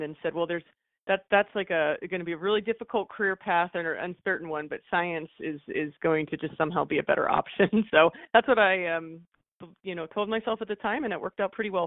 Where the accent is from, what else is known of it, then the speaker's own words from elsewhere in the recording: Allentown, Pennsylvania, United States; moved away; also born or lived in Philadelphia; I was born in Philadelphia and then grew up in a town about an hour and a half outside of Philadelphia called Allentown.